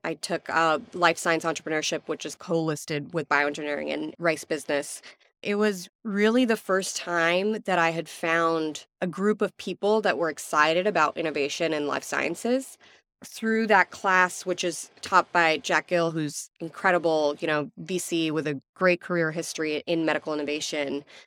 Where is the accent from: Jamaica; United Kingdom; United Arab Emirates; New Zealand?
United Arab Emirates; Abu Dhabi; now in Houston, United States; I was born and raised in Abu Dhabi